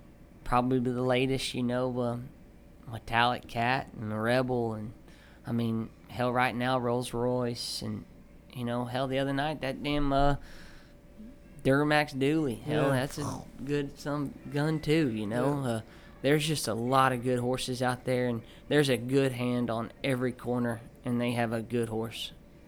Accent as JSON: {"language": "English", "region": "South Texas", "country": "United States", "said": "I'm coming from South Texas."}